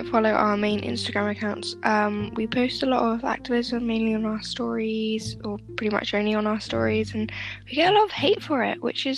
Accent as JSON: {"language": "English", "country": "United Kingdom", "said": "we're both white and we're both British."}